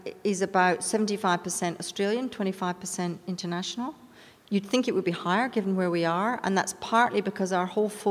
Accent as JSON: {"language": "English", "country": "United Kingdom", "moved": "yes", "said": "I'm from Britain"}